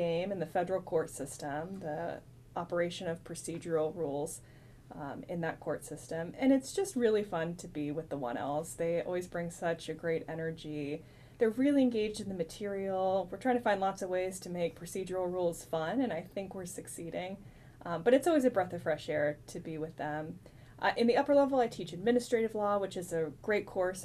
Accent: Texas, United States; moved away as an adult; I'm a Texas native, so the opportunity to return to my home state was a huge draw.

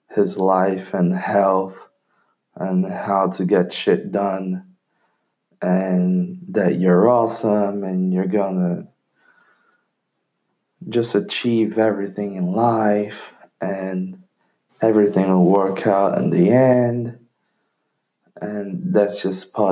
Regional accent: London, United Kingdom; English is a second language; now in Brazil; That's because I'm Brazilian. I know English because I was raised in London, and unfortunately, I lost my accent because I went back to Brazil

